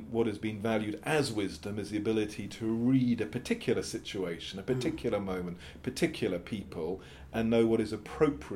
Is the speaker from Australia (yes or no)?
no; England, United Kingdom; I am British English